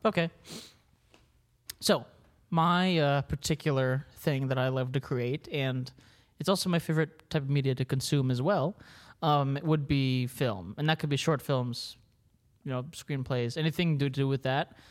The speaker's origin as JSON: {"language": "English", "region": "Maryland", "country": "United States", "tie": "born or raised there", "said": "I grew up in Maryland"}